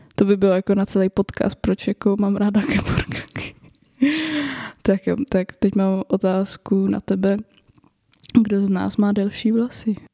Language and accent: Czech; Roudnice nad Labem, Ústí nad Labem Region, Czechia; pocházím z Ústeckého kraje, z Roudnice nad Labem. Eh, kde jsem studovala gymnázium